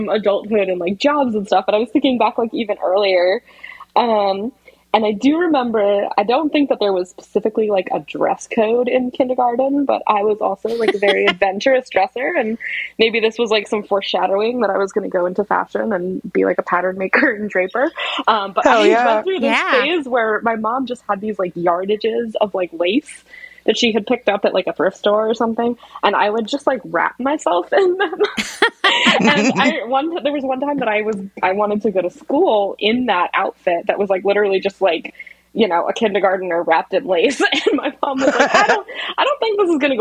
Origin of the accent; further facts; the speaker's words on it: Massachusetts, United States; I grew up in Massachusetts